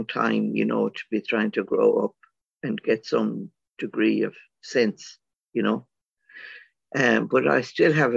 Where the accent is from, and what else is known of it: Ireland; born or raised there